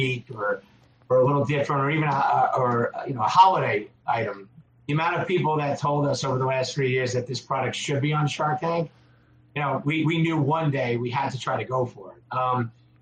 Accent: Long Island, New York, United States; now in Connecticut, United States; I'm from Long Island originally

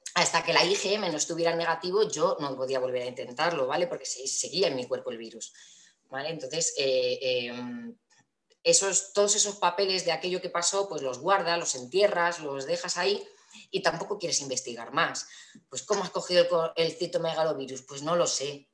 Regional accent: Toledo, Castilla-La Mancha, Spain; also born or lived in Valencia; vivo en Toledo, eh, nací en Valencia, pero me vine aquí a los cuatro añitos

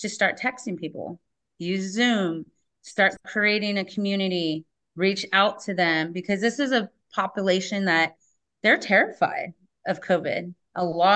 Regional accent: San Diego, California, United States; now in Whatcom County, United States; I grew up in San Diego, California, and my tool was a surfboard

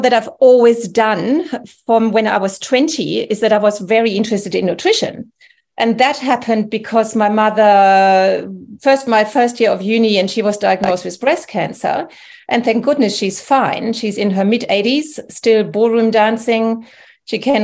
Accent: Germany; English is a second language; moved away as an adult; also born or lived in England; now in New South Wales, Australia; You can hear by my accent that I'm actually originally from Germany, and I came here in 1997-98

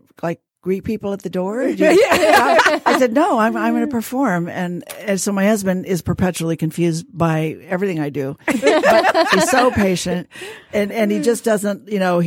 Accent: Fresno, California, United States; also born or lived in Van Nuys, California; when I was small, we moved up to Fresno, which is right in the middle of the state.

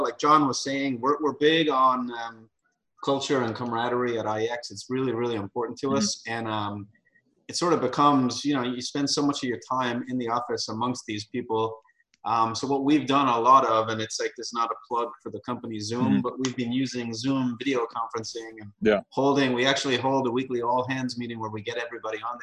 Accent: Ireland; moved away; I grew up in Ireland

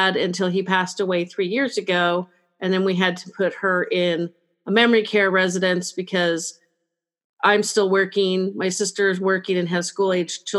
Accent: California, United States; I am from California

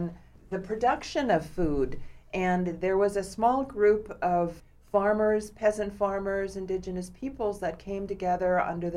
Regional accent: Vancouver Island, British Columbia, Canada; moved away as an adult; also born or lived in Berkeley, California; now in Seattle, United States; I am First Nations from Canada, born and raised in my native community on Vancouver Island

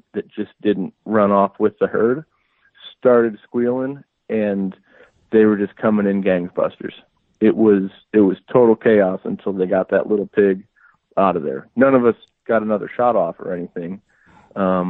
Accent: Midwest, United States; moved away as an adult; now in Arizona, United States; I grew up hunting in the Midwest, on a family plot of land that I still try to get back to and hunt every year

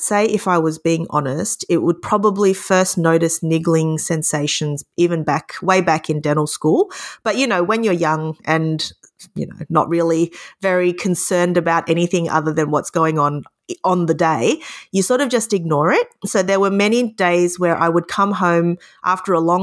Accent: Victoria, Australia; I was lucky enough to be accepted into my home state university, which is Melbourne University

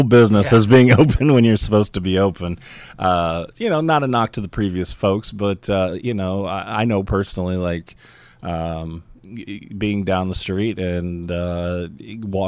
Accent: St. Louis, Missouri, United States; now in New Orleans, United States; I'm originally from St. Louis

